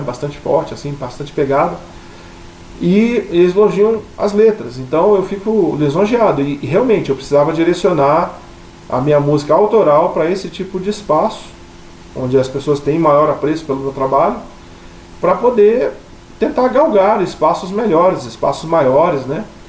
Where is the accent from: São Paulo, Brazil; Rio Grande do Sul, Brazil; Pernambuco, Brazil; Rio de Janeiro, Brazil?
Rio de Janeiro, Brazil; also born or lived in Paraná; now in Maringá, Brazil; eu não sou daqui, né? Eu sou carioca vivendo no Paraná